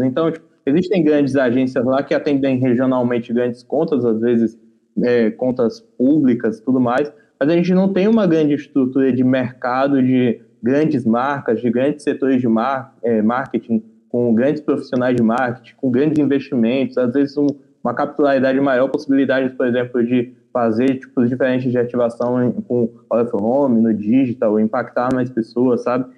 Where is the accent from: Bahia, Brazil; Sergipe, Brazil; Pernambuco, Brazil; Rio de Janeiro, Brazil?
Bahia, Brazil; Feira de Santana; now in São Paulo, Brazil; Eu vim de Feira de Santana, Bahia, mais precisamente do bairro Parque Lagoas Bahia